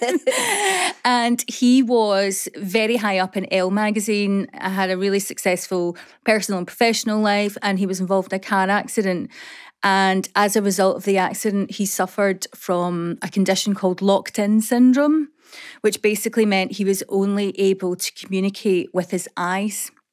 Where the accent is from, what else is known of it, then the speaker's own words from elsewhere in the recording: Coatbridge, Scotland, United Kingdom; I grew up in Coatbridge